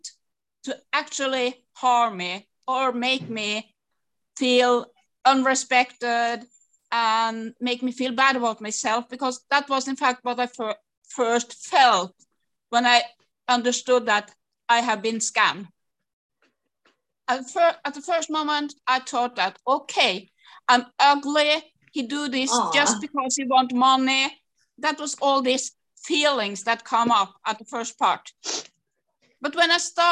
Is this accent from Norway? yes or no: yes; Norway; from Norway